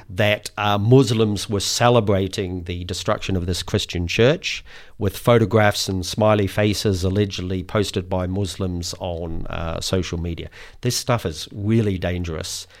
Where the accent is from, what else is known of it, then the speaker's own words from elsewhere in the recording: New Zealand; I speak as a Kiwi